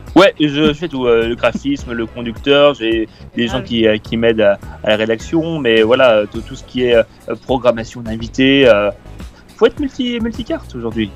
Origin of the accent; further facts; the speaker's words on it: Épinal, Grand Est, France; moved away as an adult; now in Paris, France; je suis né à Épinal et j'ai un peu grandi dans les Vosges